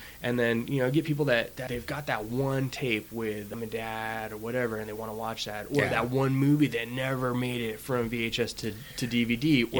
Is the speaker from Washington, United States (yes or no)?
yes; Kent, Washington, United States; growing up in Kent